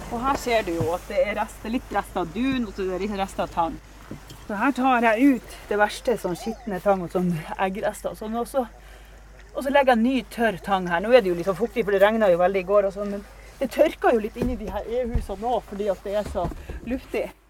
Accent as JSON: {"language": "Norwegian", "town": "Givær", "region": "Nordland", "country": "Norway", "tie": "born or raised there", "said": "Og så er jeg født og oppvokst her på Givær, men jeg bodde borte i ti år fra jeg var 16 år til jeg var 26 år."}